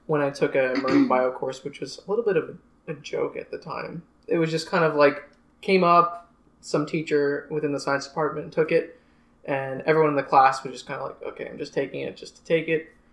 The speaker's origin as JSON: {"language": "English", "area": "Long Island", "region": "New York", "country": "United States", "tie": "born or raised there", "moved": "as an adult", "lives_now": "Fort Lauderdale, United States", "said": "I'm originally from Long Island, New York. I have grown up on Long Island"}